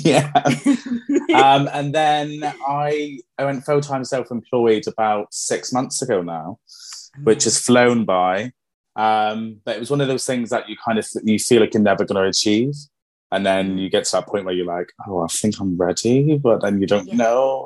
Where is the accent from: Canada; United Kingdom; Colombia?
United Kingdom; Plymouth, South West England; moved away as an adult; now in Exeter, United Kingdom; I'm originally from Plymouth. Um, I moved to Exeter.